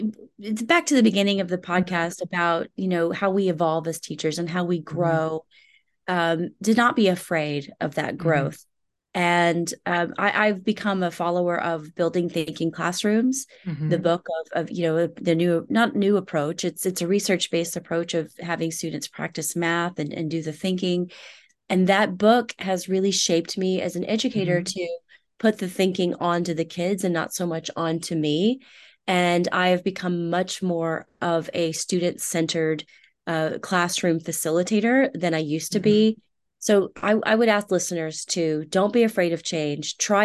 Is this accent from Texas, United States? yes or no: yes; Houston, Texas, United States; Rice University, which is here in my hometown of Houston